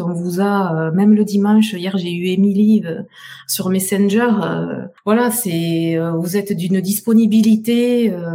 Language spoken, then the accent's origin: French; south of France, France; accent: southern French; je suis du sud de la France, vous m'entendez, mon super accent